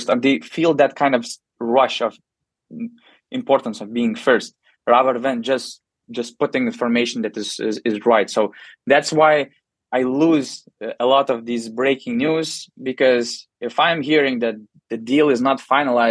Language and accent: English; Panevėžys, Panevėžys County, Lithuania; I'm from Panevėžys, so my team is Lietkabelis